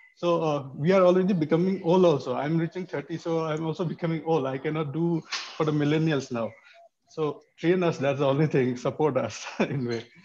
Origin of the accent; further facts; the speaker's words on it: Manipur, India; moved away; I'm from Manipur, which is in the conflict zone already